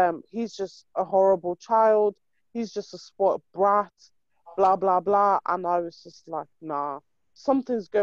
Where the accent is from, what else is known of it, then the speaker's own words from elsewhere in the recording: Nigeria; we're Nigerian